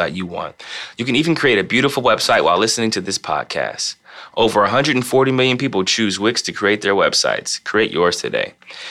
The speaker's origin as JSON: {"language": "English", "region": "Ohio", "country": "United States", "tie": "born or raised there", "said": "I grew up in Ohio, so I've known LeBron since I was 12."}